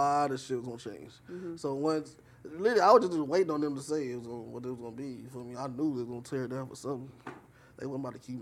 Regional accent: Inglewood, California, United States; Born and raised in Inglewood

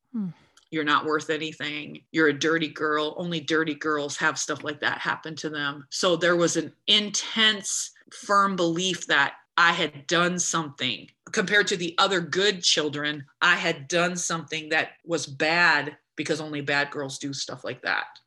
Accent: United States; I'm an American girl.

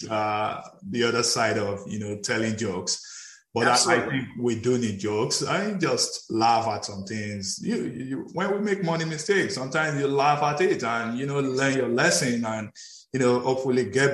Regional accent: Nigeria; I'm from Nigeria

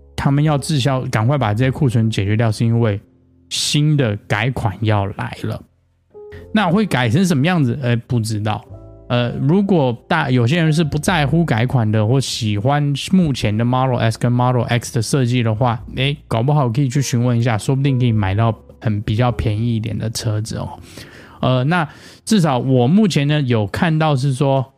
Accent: Taiwan; now in United States; 我小时候在台湾的时候

